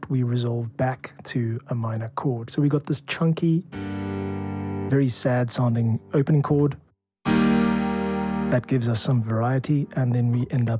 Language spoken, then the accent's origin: English; South Africa; I'm a composer from South Africa